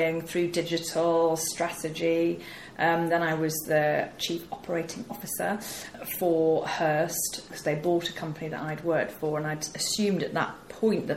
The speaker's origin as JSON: {"language": "English", "area": "rural Yorkshire", "region": "Yorkshire and the Humber", "country": "United Kingdom", "tie": "born or raised there", "accent": "northern twang", "said": "I'm a northerner, as you can probably tell from the twang. I was brought up in Yorkshire."}